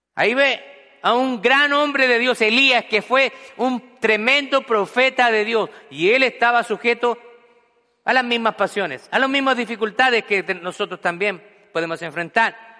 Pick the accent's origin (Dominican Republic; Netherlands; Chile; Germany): Chile; moved away as an adult; en mi país natal, que es Chile